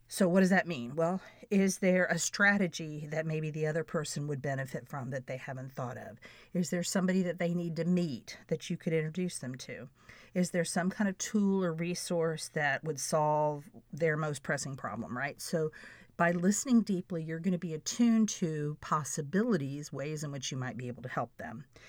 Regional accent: Florida, United States; I'm a girl from Florida

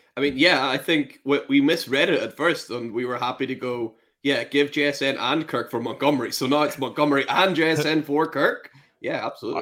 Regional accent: Northern Ireland, United Kingdom; now in Scotland, United Kingdom; I'm originally from Northern Ireland

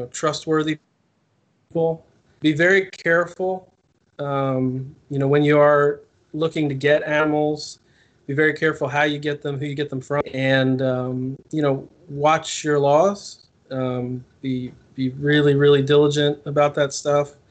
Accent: New Jersey, United States; I grew up in New Jersey

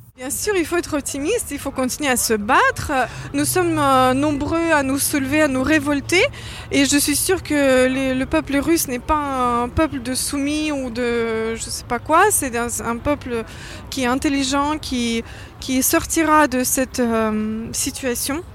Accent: France; je suis française

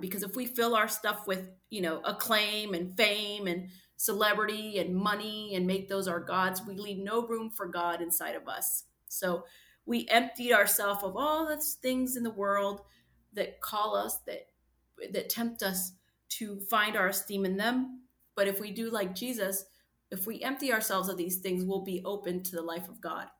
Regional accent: United States; I grew up in American poverty

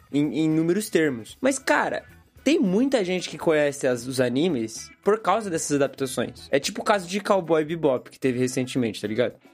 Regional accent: Japan; Tem a parada, claro, de que eu cresci no Japão, então eu cresci com animes, com desenhos e tal.

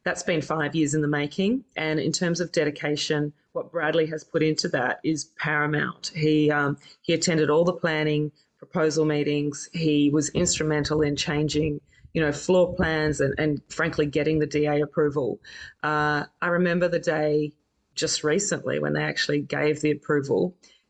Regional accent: Campbelltown, New South Wales, Australia; also born or lived in New Zealand; now in Double Bay, Australia; I was originally from New Zealand, but then I lived in Campbelltown, grew up in Campbelltown.

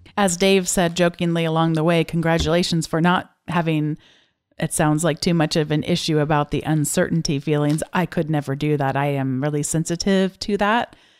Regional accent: United States

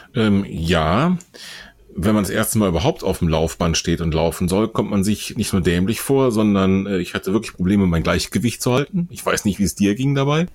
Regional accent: Bonn, North Rhine-Westphalia, Germany; weil Bonn unserer beider Heimatstadt ist.

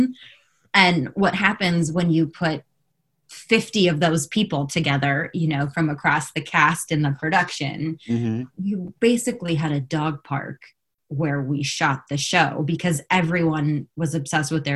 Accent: Los Angeles, California, United States; I grew up here in Los Angeles, which is where I am currently

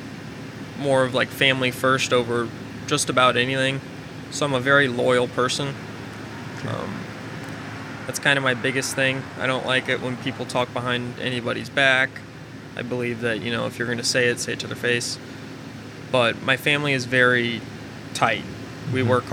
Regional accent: Virginia, United States; born there; But so I was born in Virginia, right outside of D.C., and that was right before 9/11.

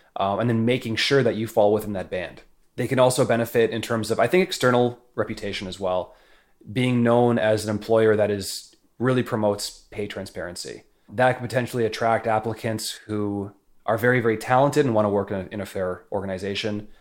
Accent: Canada; moved away as an adult; now in San Francisco, United States; as a Canadian moving to San Francisco

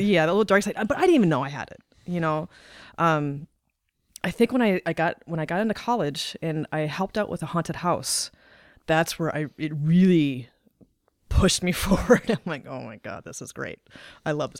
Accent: North Dakota, United States; moved away as an adult; also born or lived in Highland Park, Illinois / Fort Collins, Colorado / Nebraska; now in Omaha, United States; I was born in Highland Park, Illinois. I lived th- I lived in Illinois till I was about nine, and then my parents separated. We moved up to North Dakota

